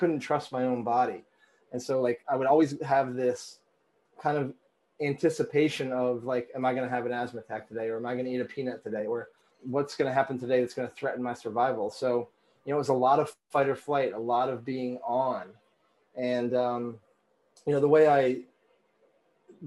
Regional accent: Vermont, United States; I grew up in Vermont

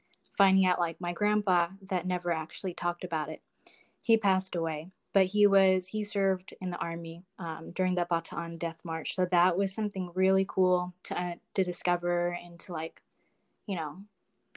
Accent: Northern California, United States; moved away as an adult; I grew up in Northern California

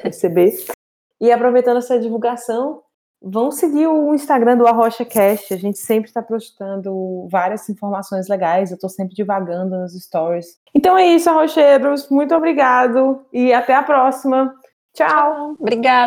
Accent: Brazil; now in Portugal; enquanto brasileiros

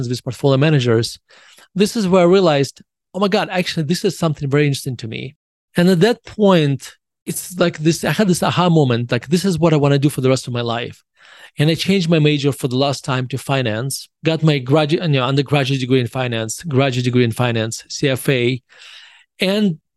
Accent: Russia; moved away as an adult; now in United States; I was born in Russia and I moved to the United States in 1991. I was 18 years old

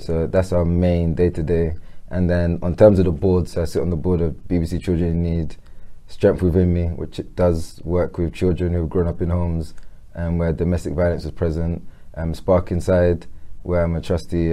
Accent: London, United Kingdom; I'm born and raised in Peckham

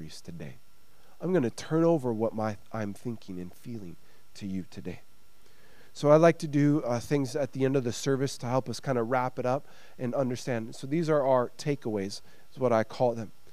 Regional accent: United States; now in Sweden; As an American

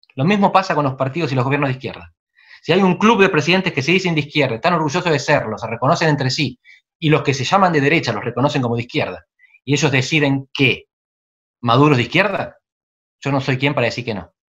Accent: Barría, centre of Buenos Aires Province, Argentina; moved away as an adult; soy de Barría, en el centro de la provincia de Buenos Aires. En el 86 me, vine a Buenos Aires a estudiar

